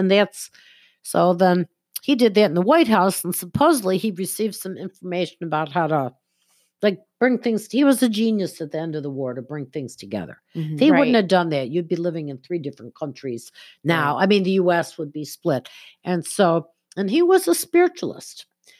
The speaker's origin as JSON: {"language": "English", "town": "Buffalo", "region": "New York", "country": "United States", "tie": "born or raised there", "said": "I was born in Buffalo"}